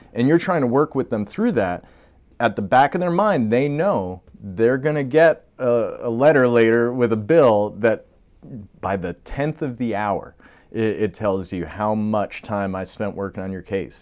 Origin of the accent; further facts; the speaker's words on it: Long Island, New York, United States; also born or lived in Brooklyn; we grew up on Long Island